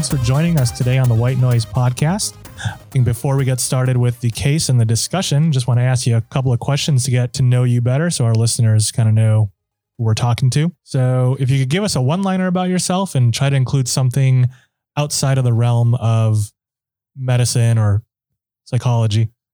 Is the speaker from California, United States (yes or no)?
no; Minnesota, United States; moved away; I'm from Minnesota originally